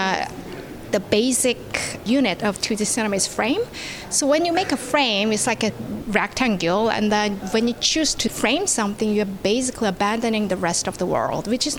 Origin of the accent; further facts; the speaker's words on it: South Korea; born and raised in South Korea